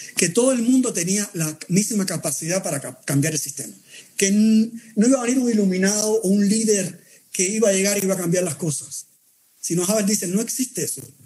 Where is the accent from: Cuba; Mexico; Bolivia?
Cuba; los que nacimos en Cuba